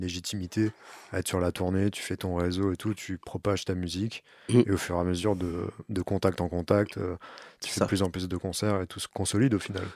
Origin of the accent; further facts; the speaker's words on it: Vosges, Grand Est, France; now in Paris, France; je viens des Vosges